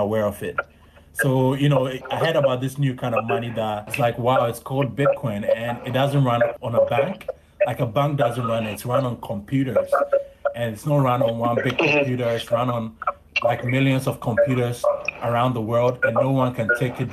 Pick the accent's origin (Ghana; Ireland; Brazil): Ghana; I'm a Ghanaian and I spend most of my time in Ghana